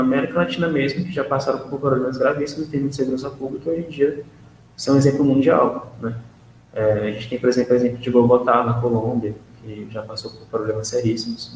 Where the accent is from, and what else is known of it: Brazil